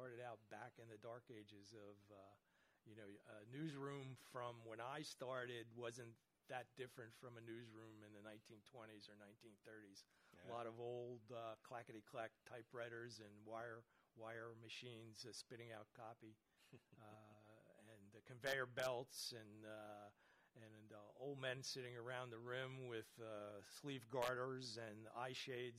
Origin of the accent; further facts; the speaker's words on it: Kearny, New Jersey, United States; I grew up in New Jersey in Kearney.